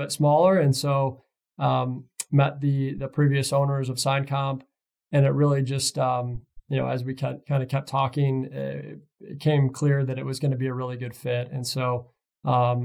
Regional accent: Michigan, United States; I'm from Michigan originally

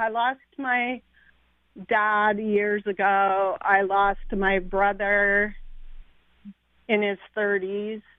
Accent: Shoreline, Washington, United States; sitting in the house I grew up in Shoreline.

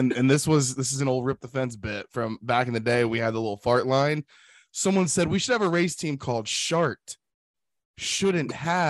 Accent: Ohio, United States; I grew up in Ohio, dude.

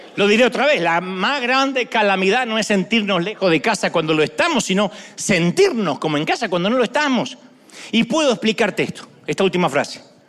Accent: Argentina; Yo soy argentino.

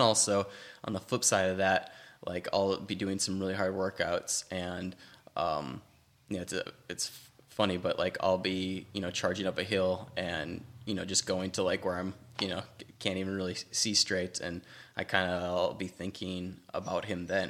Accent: Wisconsin, United States; moved away; I grew up doing it in Wisconsin

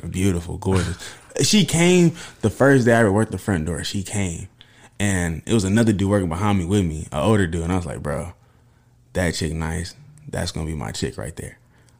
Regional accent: Oakland, California, United States; I mean, I know I'm from Oakland and everything, but you know, I'm still yelling Oak Cliff every day.

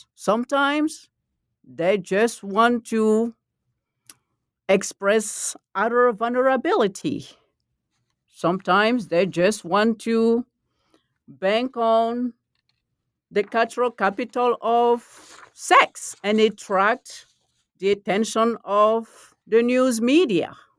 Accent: Côte d’Ivoire; first language Malinke; English is a second language; moved away; also born or lived in Texas; I'm from the Ivory Coast

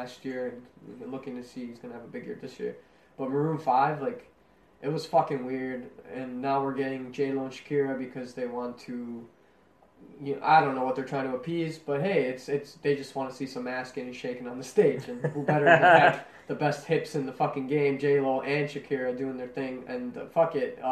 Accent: Chicago, Illinois, United States; we're from Chicago

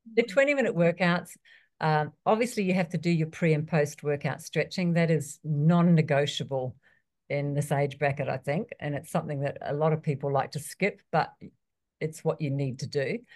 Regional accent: New Zealand; moved away; also born or lived in Australia; I was born in New Zealand, I lived in Australia for years

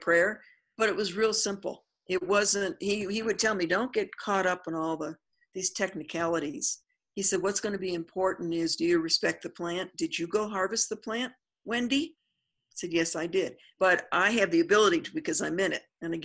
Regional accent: New Mexico, United States; I'm from New Mexico, so I want to use my indigenous plant, which is the Artemisia that is out here

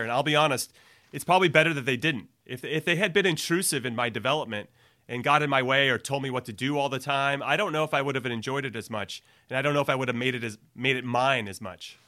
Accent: Los Angeles, California, United States; also born or lived in New York City; now in north of San Francisco, United States; I'm from L A, so coming back to California was good

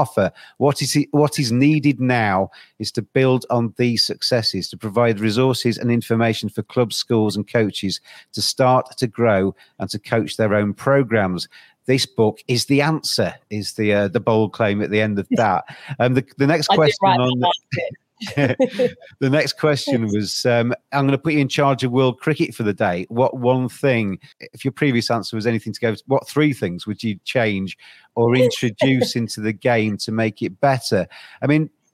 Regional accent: England, United Kingdom; as English people

